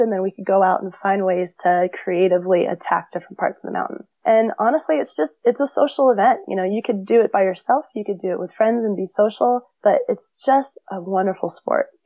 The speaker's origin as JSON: {"language": "English", "town": "Big Bear", "region": "California", "country": "United States", "tie": "born or raised there", "said": "Uh, in California, yep. So I grew up near Big Bear. I went up to Big Bear a couple times a year when I was younger"}